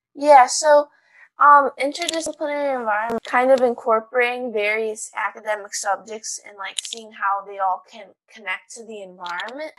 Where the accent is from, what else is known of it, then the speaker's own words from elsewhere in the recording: Chicago, Illinois, United States; I'm from Chicago